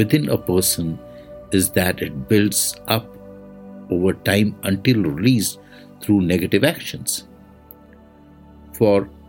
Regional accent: India; I am the Indian monk

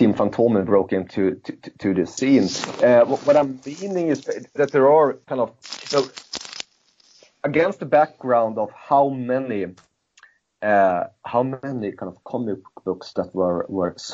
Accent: Sweden; growing up in Sweden during that period of time

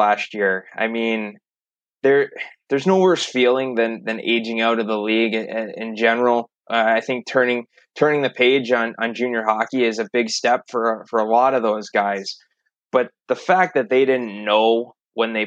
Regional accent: Detroit, Michigan, United States; growing up in the Detroit area when I did in the 90s

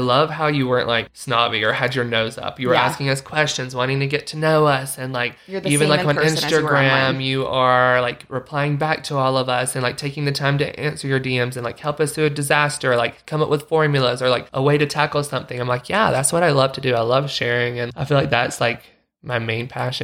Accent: the South, United States; now in Utah, United States; growing up in the South, I love the South

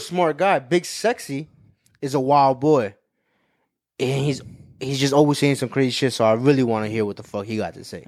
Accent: Cuba; We're both Cuban

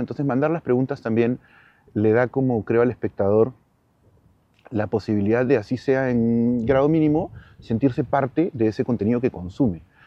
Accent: Peru; now in Madrid, Spain; todos los espacios que he estado en el Perú

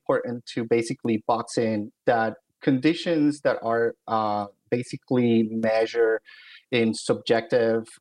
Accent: Philadelphia, Pennsylvania, United States; moved away as an adult; also born or lived in New Haven, Connecticut; I'm originally from Philadelphia, so I stayed in the Northeast

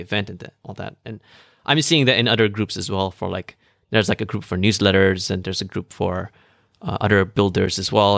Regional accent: Malaysia

